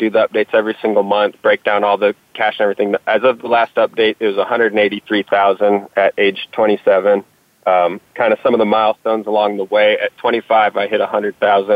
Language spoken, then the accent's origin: English; Texas, United States; I'm from Texas and I was digging ditches in the Texas summers